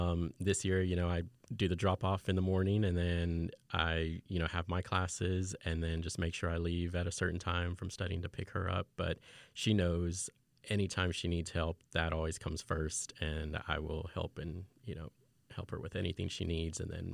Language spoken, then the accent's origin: English; Fort Worth, Texas, United States; also born or lived in England / Austin; I'm originally from Fort Worth, although I'm a military brat. So I started elementary school in England. But I eventually made it back to Fort Worth, and then I've also lived down in Austin.